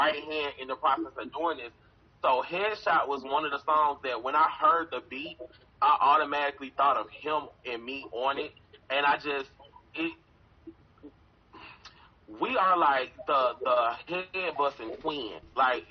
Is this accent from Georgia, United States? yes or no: yes; College Park, Georgia, United States; I'm from Atlanta